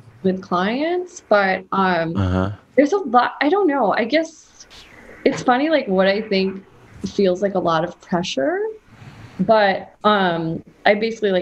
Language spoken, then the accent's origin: English; New Jersey, United States; I grew up in New Jersey